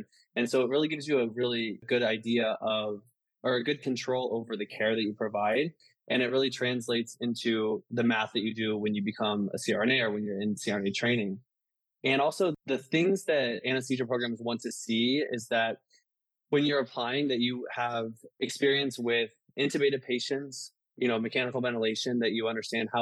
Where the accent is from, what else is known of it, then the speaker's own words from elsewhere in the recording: Midwest, United States; moved away as an adult; also born or lived in Baltimore / Washington, D.C.; now in Chicago, United States; So I grew up in the Midwest and then I moved to the East Coast.